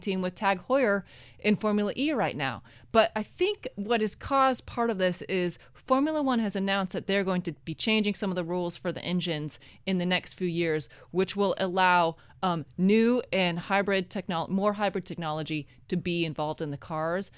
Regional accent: Oregon, United States; moved away as an adult; also born or lived in New York; now in Los Angeles, United States; I'm originally from Oregon

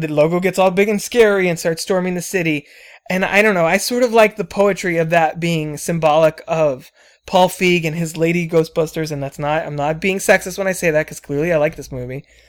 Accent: New Jersey, United States; I was born in Jersey

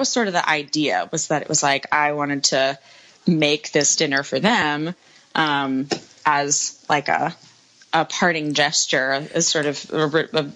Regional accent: United States; also born or lived in Nashville; my home country

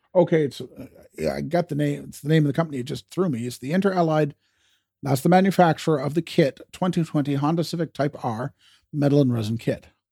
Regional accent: Canada; as a Canadian

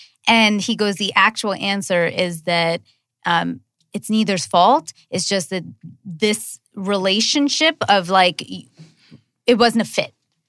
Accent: United States; No, where are you from? America, what are you trying to get at?

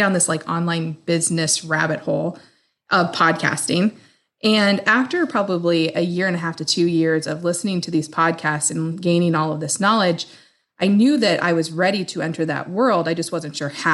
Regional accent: Midwest, United States; also born or lived in Des Moines, Iowa; I am from the Midwest. I live just outside of Des Moines in Iowa. I am a happy Midwest girl.

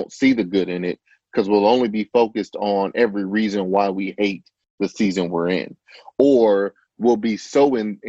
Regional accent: Chicago, Illinois, United States; I grew up in the Chicagoland area.

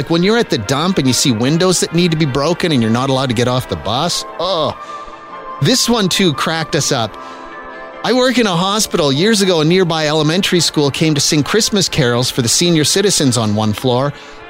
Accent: Saskatchewan, Canada; moved away; when I was a kid growing up in Saskatchewan, they were thongs. And I'm of a certain age that a lot of my friends that still live back there

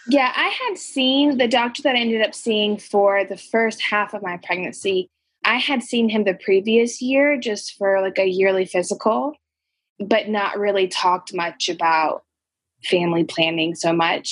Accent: Charlotte, North Carolina, United States; also born or lived in Colombia; I grew up here in the Charlotte area

